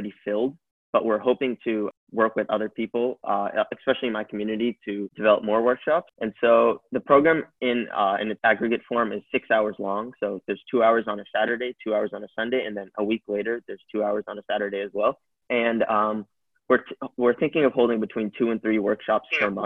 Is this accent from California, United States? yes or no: yes; California, United States; I'm from California in the United States, and I'm currently a high school student.